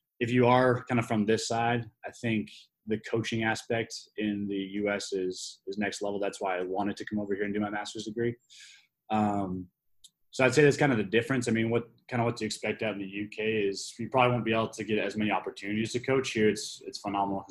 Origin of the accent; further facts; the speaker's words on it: Vancouver, British Columbia, Canada; moved away as an adult; also born or lived in United Kingdom / Springfield, Massachusetts; now in North Carolina, United States; I'm originally from the West Coast of Canada, Vancouver area